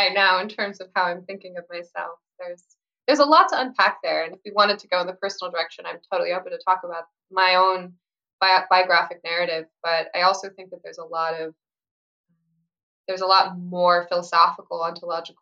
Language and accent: English; Pacific Northwest, United States; I'm from the Pacific Northwest, and that's where I've spent most of my life